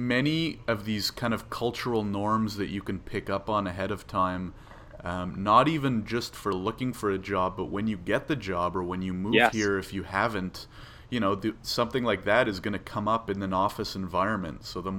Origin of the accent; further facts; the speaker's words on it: Ottawa, Ontario, Canada; now in Toronto, Canada; I grew up in Canada, I grew up in Ottawa, I'm living now in Toronto.